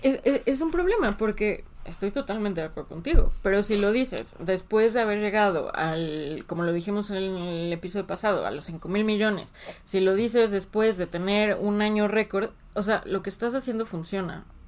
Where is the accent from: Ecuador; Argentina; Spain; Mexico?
Mexico; no como mexicanos